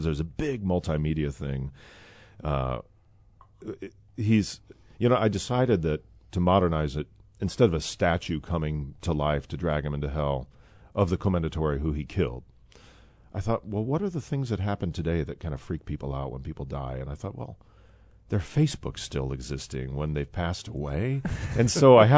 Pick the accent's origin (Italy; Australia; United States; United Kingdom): United States; Midwest; I'm born and raised in the Midwest.